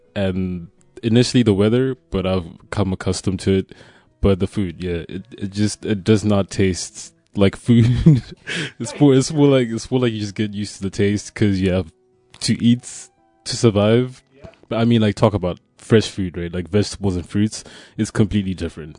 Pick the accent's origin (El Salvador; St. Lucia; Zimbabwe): Zimbabwe; moved away as an adult; now in Poland; I'm from Zimbabwe, uh, and I came to Poland to study initially.